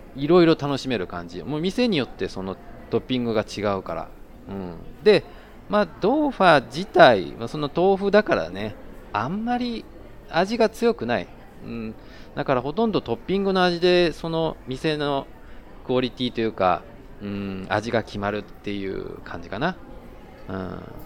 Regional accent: Japan; now in Taiwan; 台湾の彼と日本の僕台湾人パートナーを持つ日本人

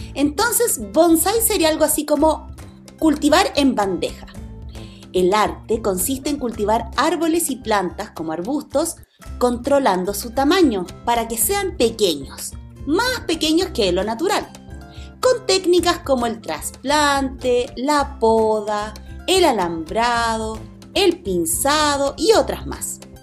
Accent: Chile; quienes somos de Chile

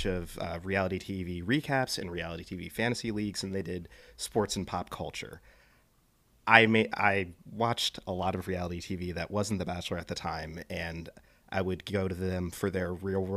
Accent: Palo Alto, California, United States; I'm originally from Palo Alto, California, so Bay Area native, born and raised

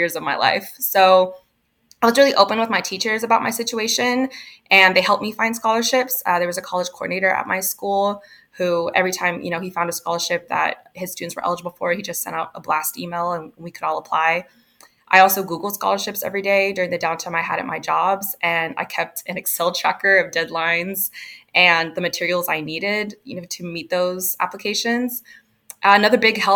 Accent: Houston, Texas, United States; also born or lived in Oregon; I kind of grew up all over Houston and a bunch of different areas. So mostly Houston suburbs and inner city Houston

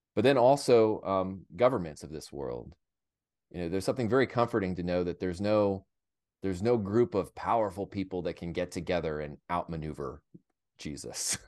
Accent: United States; as an American

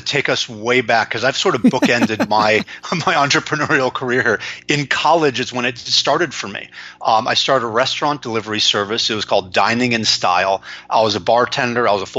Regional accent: Los Angeles, California, United States; also born or lived in San Francisco / New York; I live in Los Angeles, California, where I was born and raised after stints in San Francisco and New York as a corporate exec.

